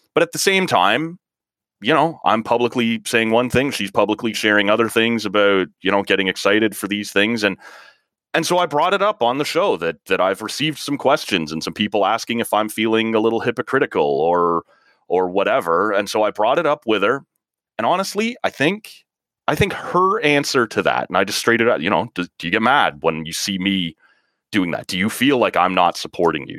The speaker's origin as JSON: {"language": "English", "country": "Canada", "said": "as a Canadian"}